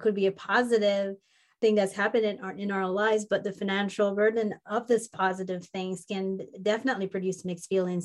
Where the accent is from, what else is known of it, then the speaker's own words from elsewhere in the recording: Jamaica; moved away as an adult; also born or lived in Minnesota; where I grew up in, the warm mountains of Jamaica